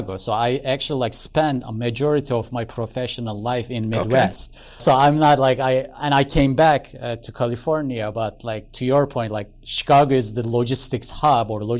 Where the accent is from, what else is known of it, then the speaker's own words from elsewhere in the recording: Istanbul, Turkey; moved away as an adult; also born or lived in United States; now in Silicon Valley, United States; I am originally from Turkey, Istanbul. So I was born there, grew up there, went to high school there. And then I came to the United States for college